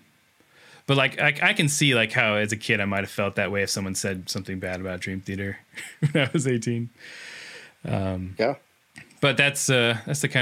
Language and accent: English; Seattle, Washington, United States; I'm from Seattle, which is close by.